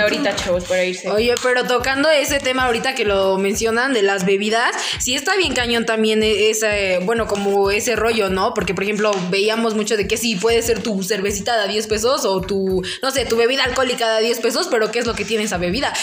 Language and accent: Spanish; Tlaxcala, Mexico; no soy de acá. Le dije, yo soy de, pues ya le dije, no, soy de Tlaxcala